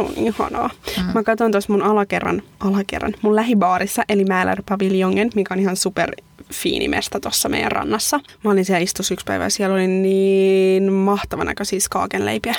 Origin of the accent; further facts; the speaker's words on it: Pori, Satakunta, Finland; moved away as an adult; now in Sweden; mä oon tuota Porista, että se on tuosta rannikolta